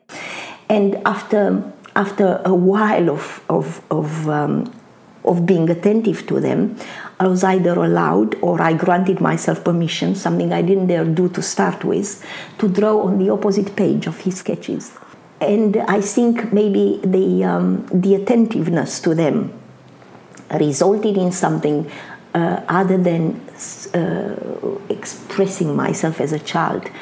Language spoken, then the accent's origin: English; Bucharest, Romania; English is a second language; moved away as an adult; also born or lived in Constanța, Romania; now in Australia; I was born in Bucharest in Romania. However, I spent the early years of my childhood mainly en route to my grandmother, who lived in a town by the Black Sea called Constanța or Constanța.